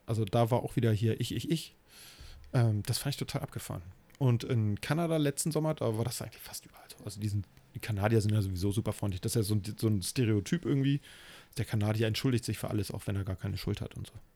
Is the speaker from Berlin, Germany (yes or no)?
no; Hamburg, Germany; Ich bin ja in, im Hamburger Stadtteil Eppendorf groß geworden.